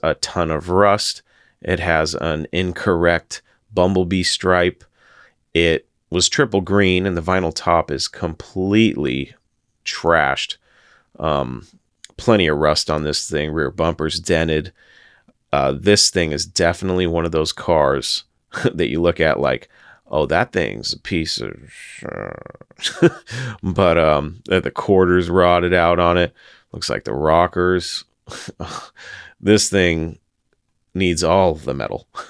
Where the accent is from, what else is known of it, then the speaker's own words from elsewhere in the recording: Washington, United States; my home state of Washington